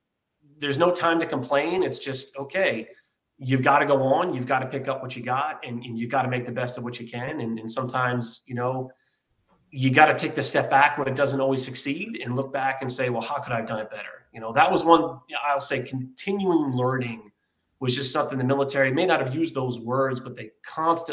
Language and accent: English; Philadelphia, Pennsylvania, United States; moved away as an adult; also born or lived in San Diego; I'm from Philadelphia, Pennsylvania